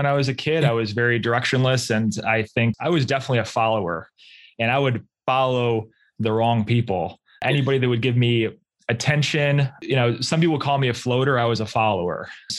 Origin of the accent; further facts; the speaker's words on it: Rochester, New York, United States; So yeah, I am from Rochester, New York, which is about 6 hours outside of New York City. Anything that's like, I guess, west of Albany is considered upstate New York, but we are in fact, Western New York, for those who don't know.